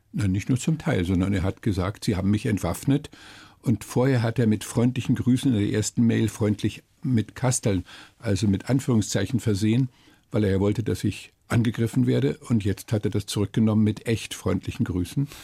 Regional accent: Germany; Bei uns in Deutschland

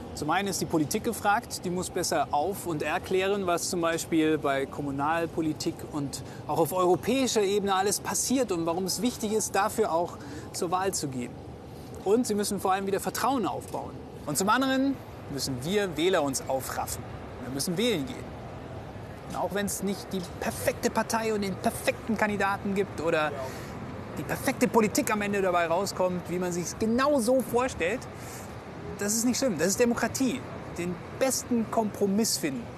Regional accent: Germany; bei uns in Deutschland

